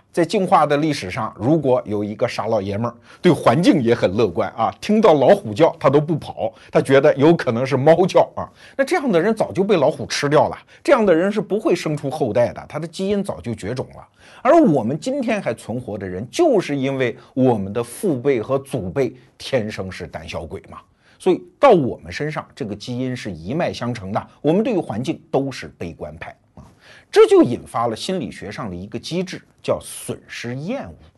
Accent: China; 我们中国人

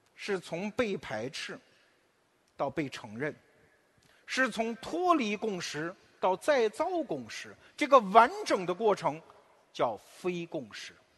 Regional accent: China; 我们中国人

